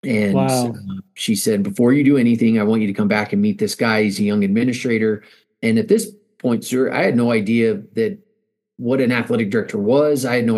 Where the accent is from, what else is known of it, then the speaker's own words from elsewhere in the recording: El Paso, Texas, United States; moved away as an adult; now in Boise, United States; Born and raised in El Paso, Texas, and really enjoyed my upbringing